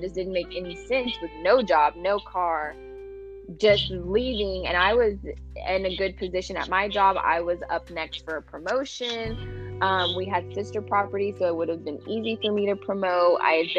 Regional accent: Houston, Texas, United States; moved away as an adult; also born or lived in California; born and raised in Houston.

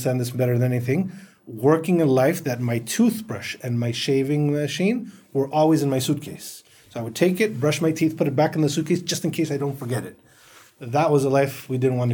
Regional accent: Athens, Attica, Greece; moved away as an adult; also born or lived in United States; now in Qatar; I'm a Greek-American, born in the States, grew up in Greece

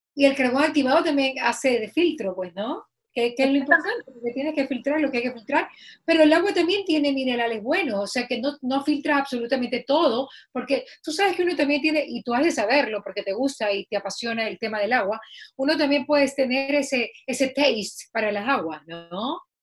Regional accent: Bahía de Caráquez, Manabí, Ecuador; yo soy de Bahía y el agua potable siempre ha sido una debilidad en Bahía

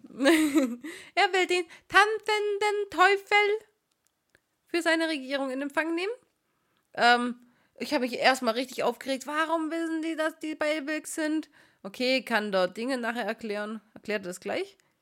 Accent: Swabia, Baden-Württemberg, Germany; accent: Swabian; unsere schwäbische Ausdrucksweise

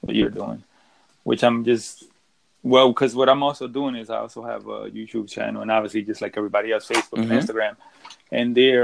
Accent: Philadelphia, Pennsylvania, United States; also born or lived in Dominican Republic; I'm from Philadelphia

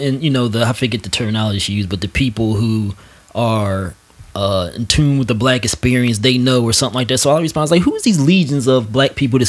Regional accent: United States; being an American black person

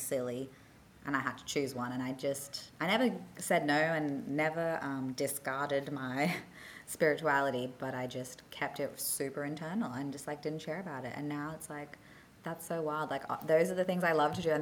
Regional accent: Australia; also born or lived in South Africa; because I grew up in Oz

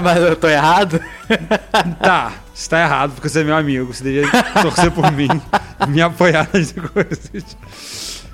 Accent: Brazil; eu sou brasileiro

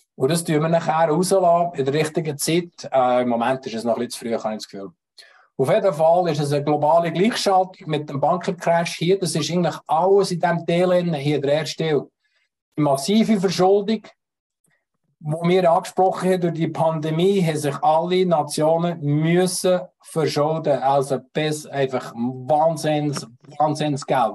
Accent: Switzerland; Auch wir als Schweizer, als Hel Helvetier, wir als Eidgenossen

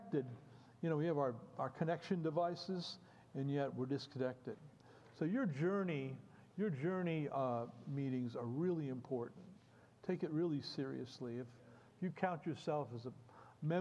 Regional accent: Bethlehem, Pennsylvania, United States; I come from Bethlehem, Pennsylvania

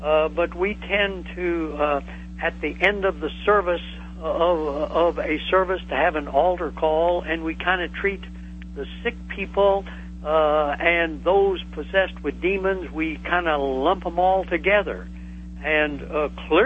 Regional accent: the Ozarks of southwestern Missouri, United States; I come from the Ozarks of southwestern Missouri, and I grew up in the Bible

